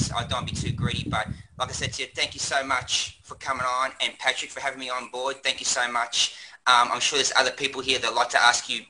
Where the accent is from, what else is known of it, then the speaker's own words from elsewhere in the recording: Australia; I'm from Australia